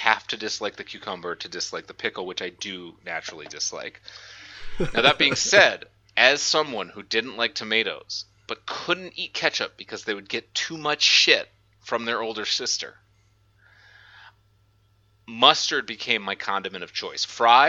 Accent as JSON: {"language": "English", "town": "New Orleans", "region": "Louisiana", "country": "United States", "said": "Big thing where I'm from, though, because I'm also from New Orleans, which is like a heavy, heavy, heavy drinking town."}